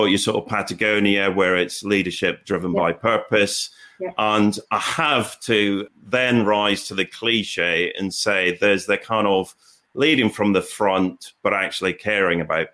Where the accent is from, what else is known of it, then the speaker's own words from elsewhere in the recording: Aberdeen, Scotland, United Kingdom; I grew up in Aberdeen and my dad worked on the oil rigs